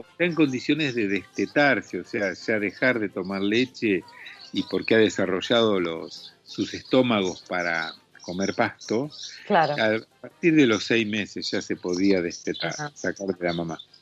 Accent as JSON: {"language": "Spanish", "country": "Argentina", "said": "la carne que producimos acá en Argentina, a la cual yo estoy acostumbrado"}